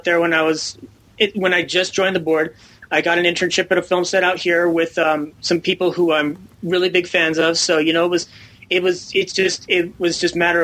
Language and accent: English; Colorado, United States; born or raised there; also born or lived in Glendale, California